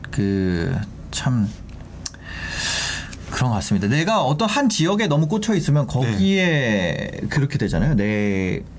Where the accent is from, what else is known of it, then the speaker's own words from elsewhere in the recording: South Korea; now in Seoul, South Korea; 솔직히 진짜 말도 안 된다고 생각합니다. 지방러 출신으로서. 서울 사람들은 그렇게 생각 안 할 수도 있겠죠. 지방에서 야 너가 올라와